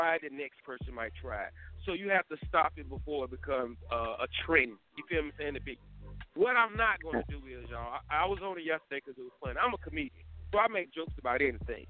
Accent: Durham, North Carolina, United States; I am from Durham

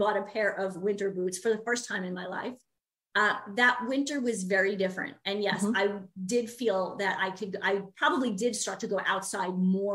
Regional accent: New York, United States; moved away as an adult; now in Minnesota, United States; I'm from the East Coast originally. I'm from New York.

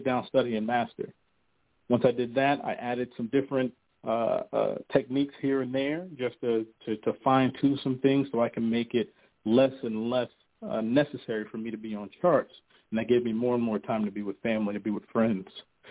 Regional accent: North New Jersey, United States; I'm from North New Jersey

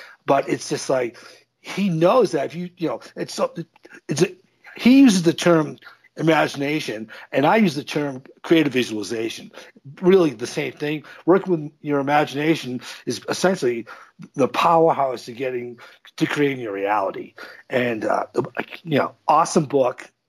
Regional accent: United States; as an American

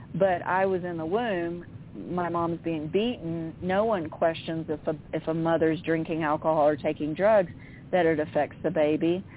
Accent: Central Florida, United States; I lived in Central Florida

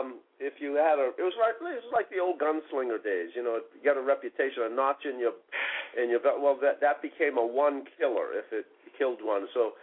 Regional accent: Boston, Massachusetts, United States; born or raised there

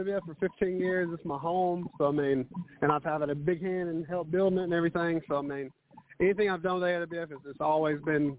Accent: North Carolina, United States; I'm from North Carolina

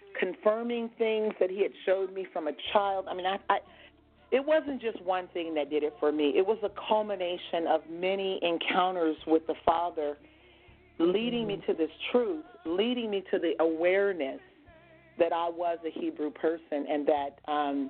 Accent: United States; from the United States

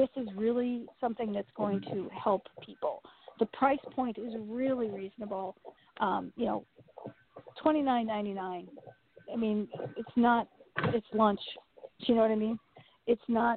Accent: New York City, New York, United States; I grew up in Queens, in Flushing, Queens.

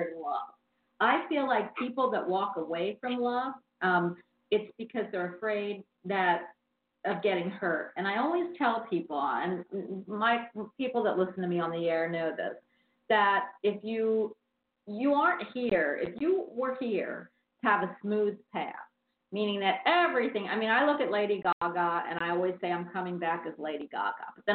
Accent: Philadelphia, Pennsylvania, United States; also born or lived in Havertown; I was raised in Philadelphia

